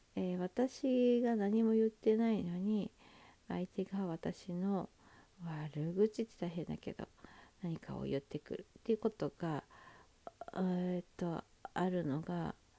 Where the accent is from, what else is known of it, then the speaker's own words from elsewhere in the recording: Sapporo, Hokkaido, Japan; now in Tokyo, Japan; 私その北海道札幌出身で